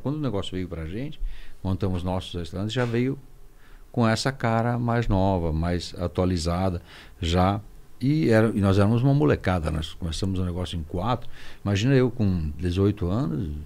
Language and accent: Portuguese; Serra Gaúcha, Rio Grande do Sul, Brazil; eu nasci na Serra Gaúcha